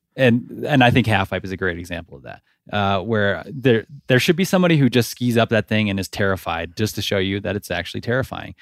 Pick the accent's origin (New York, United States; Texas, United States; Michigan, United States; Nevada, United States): Nevada, United States; I grew up in Nevada